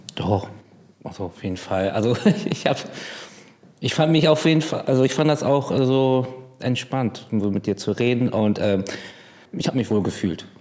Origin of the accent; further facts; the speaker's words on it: Bremerhaven, Bremen, Germany; Ich bin aber geborener Fischkopf